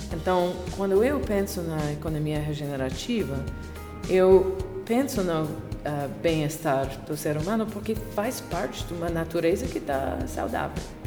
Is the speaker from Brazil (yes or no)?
no; Canada; Portuguese is a second language; sou canadense, consultora, autora, baseada em Montreal.